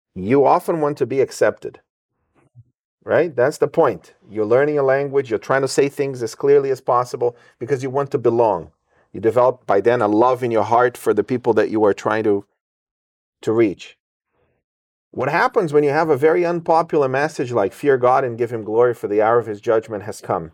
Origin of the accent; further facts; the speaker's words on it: England, United Kingdom; I grew up in England and there were about 60 nationalities in the boarding school where I studied